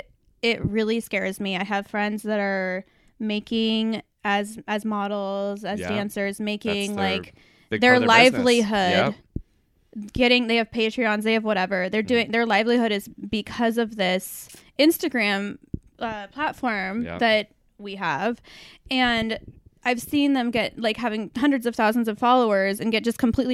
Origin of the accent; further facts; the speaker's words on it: Portland, Oregon, United States; Well, I've been done born and raised right here. Well, I was actually born right here in Portland, Oregon.